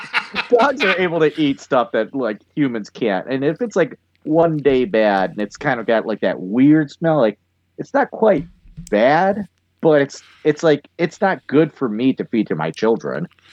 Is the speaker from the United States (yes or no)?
yes; United States; I am an American